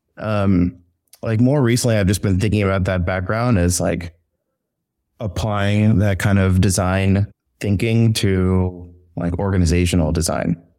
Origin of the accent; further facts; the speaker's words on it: San Antonio, Texas, United States; moved away as an adult; now in New York, United States; I'm originally from San Antonio, Texas.